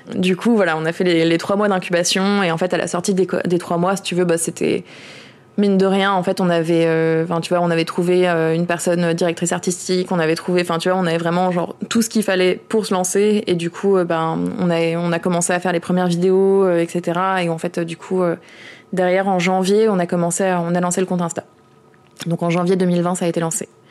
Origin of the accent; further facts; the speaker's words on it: Orange, Provence-Alpes-Côte d'Azur, France; moved away; je viens d'Orange à la base, qui est une ville d'extrême droite, euh, et en fait le même maire y est depuis que j'ai deux ans